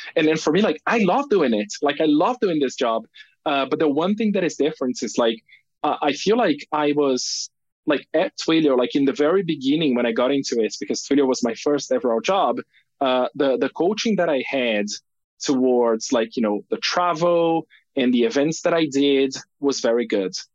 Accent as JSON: {"language": "English", "country": "Brazil", "tie": "born or raised there", "also_born_or_lived": "United Kingdom", "moved": "as an adult", "said": "I grew up in Brazil"}